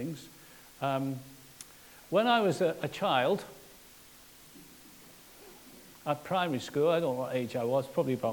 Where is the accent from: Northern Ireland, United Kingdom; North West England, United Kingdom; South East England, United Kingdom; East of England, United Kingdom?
North West England, United Kingdom; Liverpool; I'm from Liverpool.